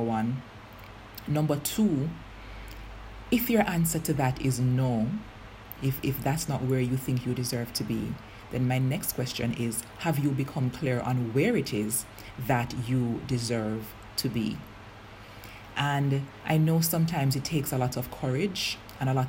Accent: Jamaica; I'm Jamaican

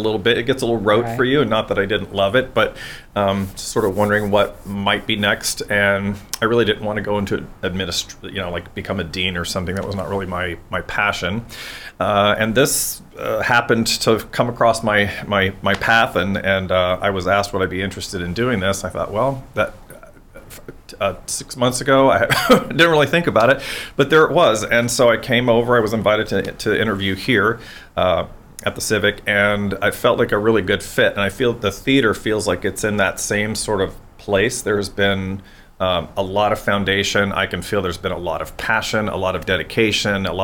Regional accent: Orlando, Florida, United States; moved away as an adult; also born or lived in San Diego, California / Greenville, North Carolina; now in New Bern, United States; I'm from Orlando. That's my hometown

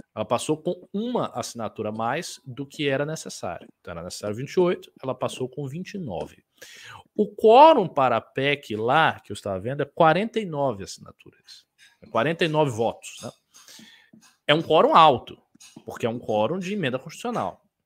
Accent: Northeast Region, Brazil; eu sou do Nordeste

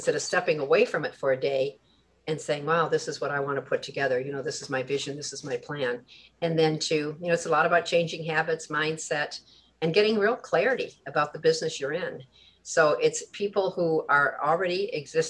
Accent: Michigan, United States; moved away; I'm from your next door state. I'm from Michigan originally

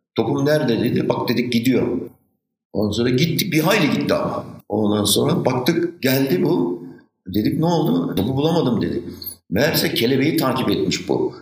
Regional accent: Istanbul, Turkey; Maslak kim özlemez? Benim bütün çocukluğum orada geçti.

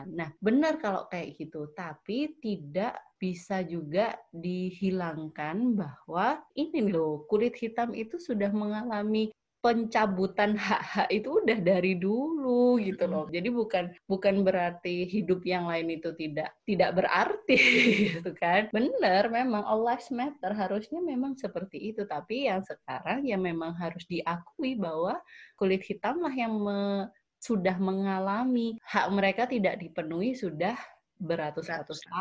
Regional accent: Java, Indonesia; karena mungkin kita sebagai orang Jawa dijajah ber tahun-tahun sama orang Belanda

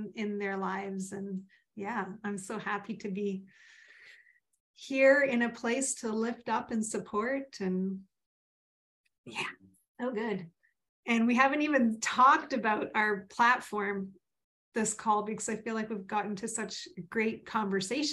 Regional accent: Vancouver, British Columbia, Canada; I grew up in Vancouver. I'm not even a transplant from anywhere.

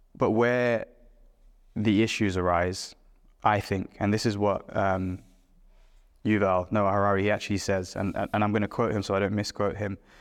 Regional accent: London, United Kingdom; born and brought up in London

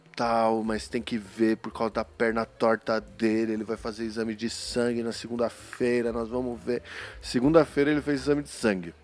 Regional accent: São Paulo, Brazil; eu sou paulista, né, meu? A gente reduz tudo, meu

